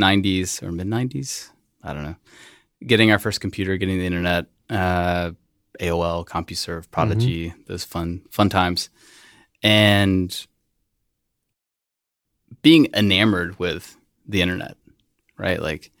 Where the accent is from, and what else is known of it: West Columbia, South Carolina, United States; born or raised there